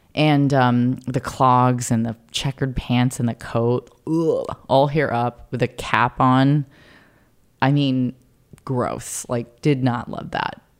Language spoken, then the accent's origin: English; Carlsbad, California, United States; I grew up in Carlsbad, California, to a Polish-American father and a Japanese mother.